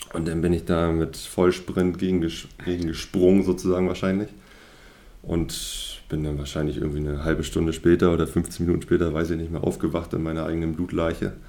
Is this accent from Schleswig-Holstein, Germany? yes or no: no; Horst, Mecklenburg-Vorpommern, Germany; also born or lived in Stralsund; aufgewachsen bin ich größtenteils in Horst. Das ist ein Dorf in der Nähe oder zwischen Grimm, Straßen und Greifswald sozusagen im Dreieck drin